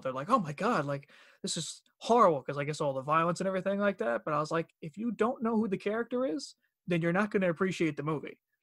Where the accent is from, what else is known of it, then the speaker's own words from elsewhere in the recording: Long Island, New York, United States; accent: Long Island; moved away as an adult; also born or lived in North Carolina; I'm from Long Island, so my, my accent started to disappear